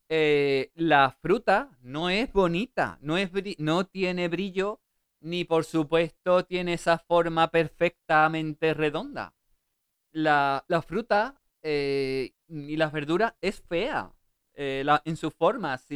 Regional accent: Seville, Andalusia, Spain; Eh, yo soy de Sevilla, de, Triana. Aunque no tenga

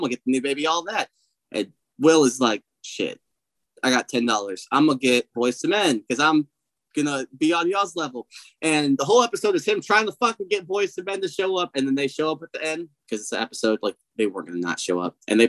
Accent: Philadelphia, Pennsylvania, United States; They're from Philadelphia and I'm from Philadelphia.

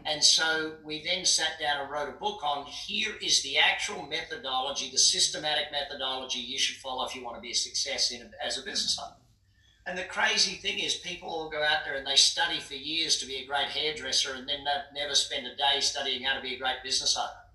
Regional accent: Brisbane, Queensland, Australia; moved away as an adult; now in United States; I grew up in Brisbane.

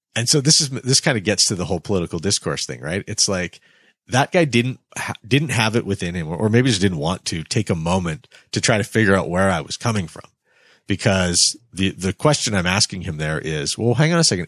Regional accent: Canada; as a Canadian citizen

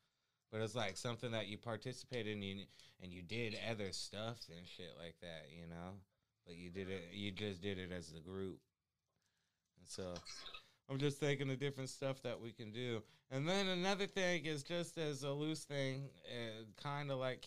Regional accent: Tennessee, United States; I was born in Tennessee

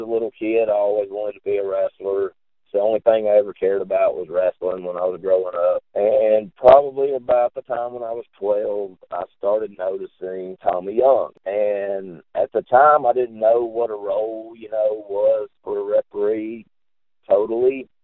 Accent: Huntsville, Alabama, United States; Grew up in Huntsville, Alabama, actually. That's where I was born and raised

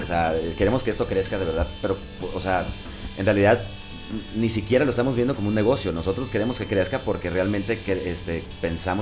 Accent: Culiacán, Sinaloa, Mexico; now in Mexico City, Mexico; somos de Culiacán

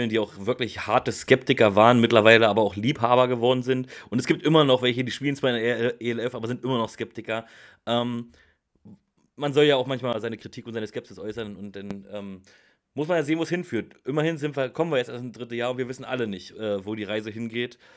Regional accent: Central Germany, Germany; ich komme so aus Mitteldeutschland.

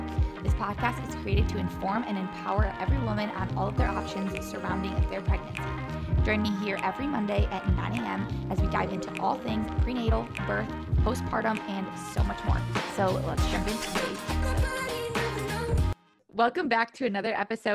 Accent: Toledo, Ohio, United States; I'm actually from Toledo.

